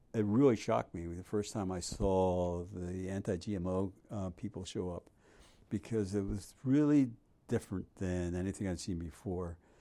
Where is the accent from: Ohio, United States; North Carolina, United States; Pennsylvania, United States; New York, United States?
Pennsylvania, United States; Philadelphia; moved away as an adult; also born or lived in Pittsburgh, United States; now in Hawaii, United States; I was born in Pittsburgh um, in 1946. So I'm old enough to know better. Um, and I actually grew up in Philadelphia